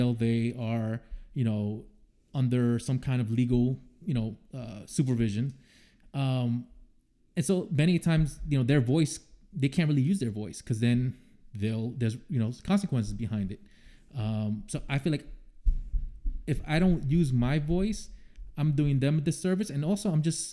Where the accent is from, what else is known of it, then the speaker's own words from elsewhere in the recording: New York City, New York, United States; moved away; growing up in the South Bronx, you know, I grew up, I didn't see a white person until I went to a high school that was 50% white.